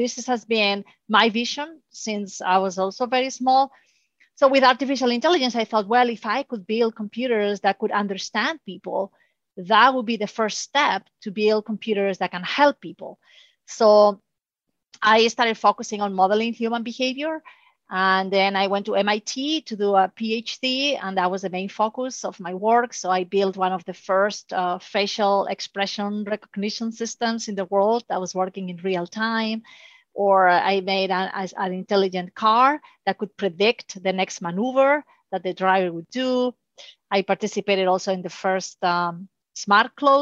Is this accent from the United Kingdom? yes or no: no; Spain; moved away; So I'm originally from Spain.